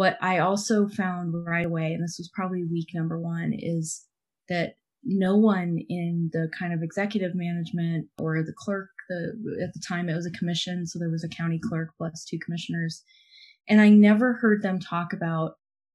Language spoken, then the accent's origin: English; Illinois, United States; moved away as an adult; also born or lived in London, United Kingdom; I grew up in Illinois